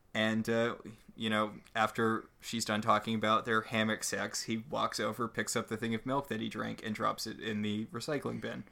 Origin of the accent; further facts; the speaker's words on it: New England, United States; I grew up in New England